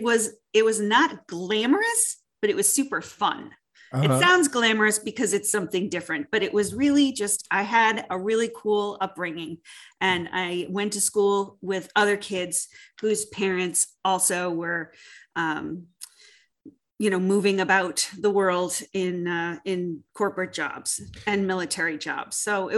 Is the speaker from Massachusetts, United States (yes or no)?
yes; Beverly, Massachusetts, United States; also born or lived in Europe; Well, I grew up in and out of Beverly, Massachusetts. My parents built a house there, and then my dad worked in international business. So we moved around quite a bit in Europe and eventually came back